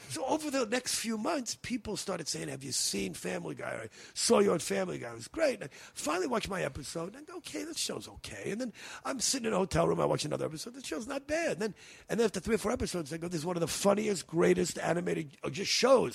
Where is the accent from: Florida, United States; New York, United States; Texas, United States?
New York, United States; moved away; also born or lived in California; growing up in New York